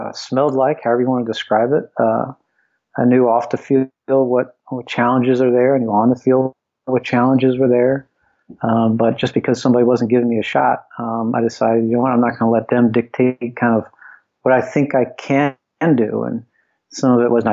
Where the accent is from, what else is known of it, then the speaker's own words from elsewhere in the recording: Philadelphia, Pennsylvania, United States; also born or lived in Cincinnati; I always aspired to be an NHL hockey player growing up in Philadelphia